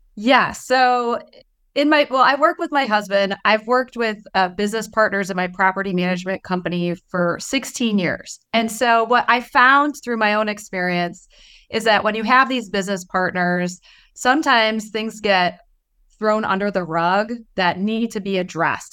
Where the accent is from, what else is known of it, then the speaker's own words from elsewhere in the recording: Detroit, Michigan, United States; I'm from Detroit, so we're, like, a little rough, you know, over there